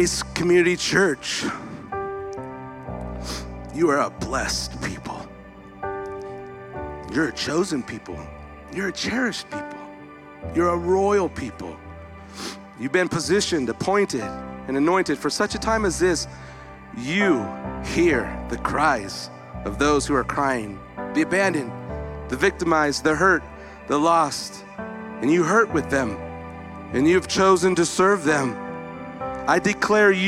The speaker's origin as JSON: {"language": "English", "town": "Visalia", "region": "California", "country": "United States", "tie": "born or raised there", "moved": "yes", "said": "When I came back into Visalia today, my hometown, these are my peeps"}